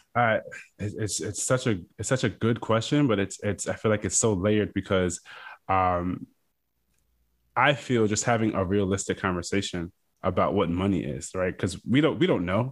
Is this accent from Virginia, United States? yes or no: yes; Fredericksburg, Virginia, United States; I am originally from Fredericksburg, Virginia. It's a small town right in between Washington, D C, and Richmond, uh, Virginia